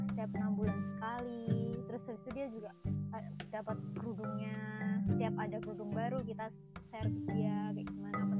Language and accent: Indonesian; Jepara, Central Java, Indonesia; moved away; aku kan awalnya aku kan pindah dari aku pindah aku dari Jepara ke sini